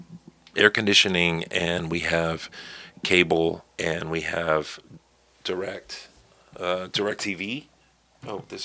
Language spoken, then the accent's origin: English; Baytown, Texas, United States; moved away as an adult; also born or lived in Austin, Texas; now in Los Angeles, United States; being born and raised in Texas. So I first lived in Houston, Baytown specifically. And then I moved to Austin and went to school there